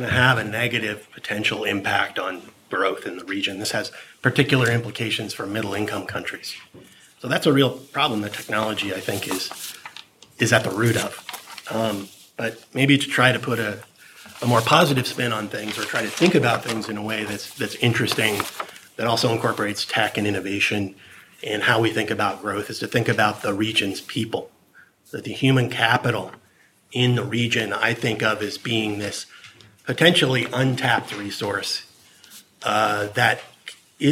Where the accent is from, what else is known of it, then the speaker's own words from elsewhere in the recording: Silicon Valley, California, United States; I come from Silicon Valley. I grew up there, and I watched it change